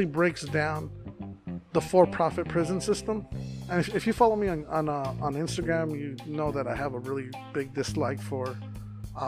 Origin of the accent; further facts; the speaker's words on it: Phoenix, Arizona, United States; I'm from South Phoenix